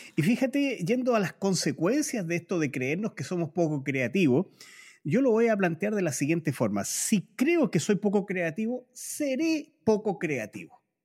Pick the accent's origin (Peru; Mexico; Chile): Chile; los chilenos